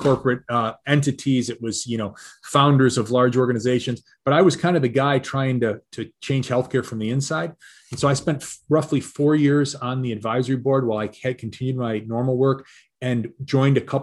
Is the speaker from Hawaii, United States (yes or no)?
no; Detroit, Michigan, United States; I'm a Michigan guy, right? I grew up in Detroit and then in the suburbs of Detroit